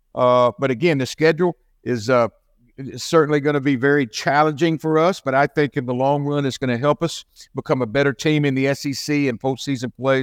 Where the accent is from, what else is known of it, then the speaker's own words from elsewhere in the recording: Little Rock, Arkansas, United States; moved away; I grew up in Little Rock, Arkansas, in a wonderful home, mom and dad, a Christian home.